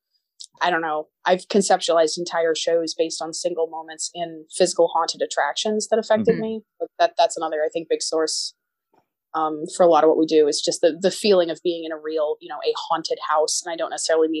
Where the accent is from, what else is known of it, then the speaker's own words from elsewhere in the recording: Central Florida, United States; where I grew up, which was in Central Florida